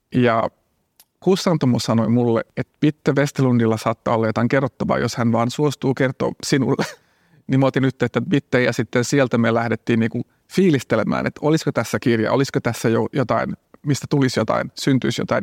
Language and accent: Finnish; Jakobstad, Ostrobothnia, Finland; now in Helsinki, Finland; mä oon asunut Helsingissä 25 vuotta, mm. mutta mä oon Pietasaaresta kotoisin